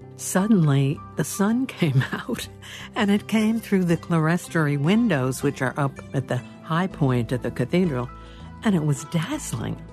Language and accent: English; New York, United States; I'm a New Yorker, lifelong